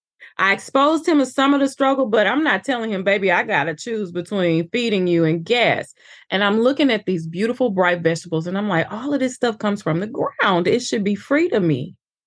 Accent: Little Rock, Arkansas, United States; also born or lived in East St. Louis; And I was born in East St. Louis, raised in Little Rock, Arkansas.

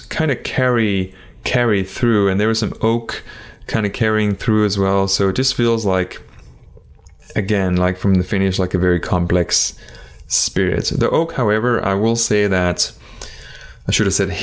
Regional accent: Denmark; moved away; I am actually originally from Denmark

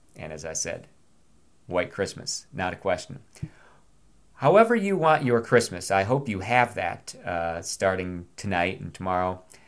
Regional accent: Binghamton, New York, United States; moved away as an adult; also born or lived in Virginia; now in Loudoun County, Virginia, United States; This is being recorded in my hometown of Binghamton, New York

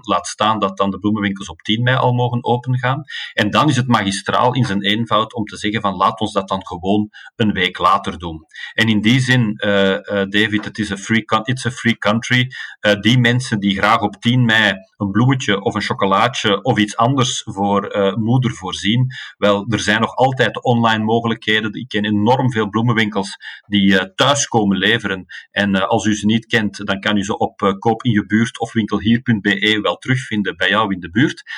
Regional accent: Antwerp, Flanders, Belgium; als Antwerpenaar

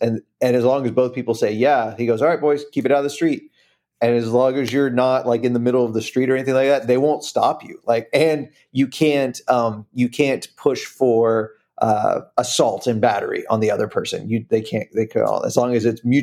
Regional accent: United States; also born or lived in Central Florida

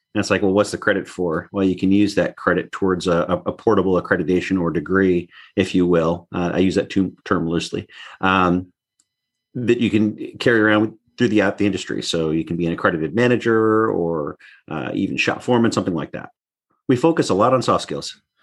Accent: North Slope of Alaska, United States; also born or lived in Anaktuvuk Pass, Alaska / Barrow, Alaska / Point Hope, Alaska / Fairbanks, Alaska; I actually grew up on the north slope of Alaska. So, bo-, born in Alaska

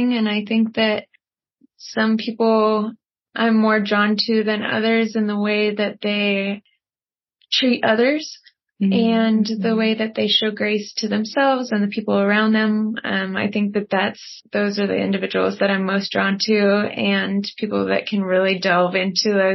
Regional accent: Conifer, Colorado, United States; moved away; also born or lived in Hawaii; I grew up in Colorado, up in Conifer

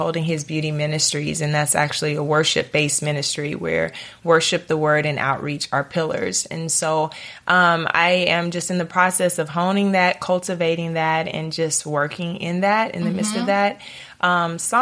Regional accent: East Texas, United States; moved away as an adult; also born or lived in Los Angeles; now in Nashville, United States; I'm from Texas, grew up in East Texas

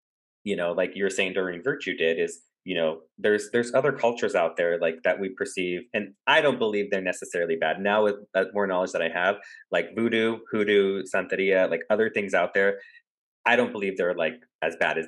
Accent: United States; me growing up in America, you know, I'm very Americanized

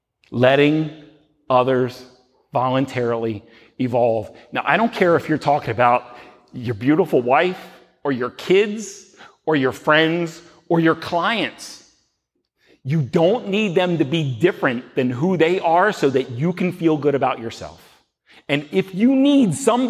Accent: Baltimore, Maryland, United States; We're from Baltimore

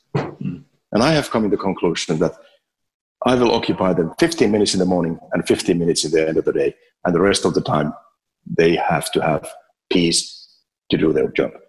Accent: Finland; now in Abu Dhabi, United Arab Emirates; I'm from Finland.

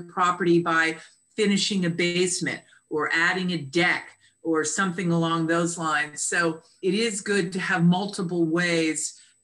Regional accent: Connecticut, United States; now in Annapolis, United States; I'm originally from Connecticut area

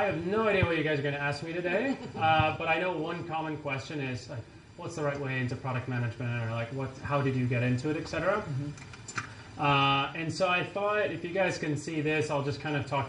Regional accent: France; also born or lived in Connecticut, United States / New Orleans, United States; now in San Francisco, United States; So I was born in Connecticut, grew up in France.

